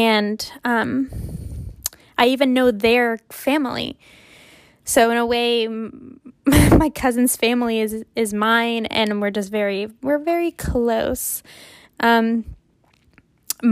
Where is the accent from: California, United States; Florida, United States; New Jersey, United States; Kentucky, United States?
Kentucky, United States; Louisville; accent: southern twang; moved away as an adult; also born or lived in Quito, Ecuador; now in Boston, United States; I was raised in Kentucky